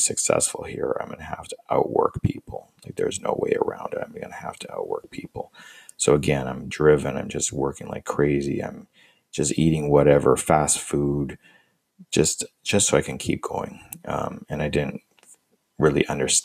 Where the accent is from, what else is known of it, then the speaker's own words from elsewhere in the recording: Canada; moved away as an adult; also born or lived in United States; I'm from Canada and I was living in the States as an international student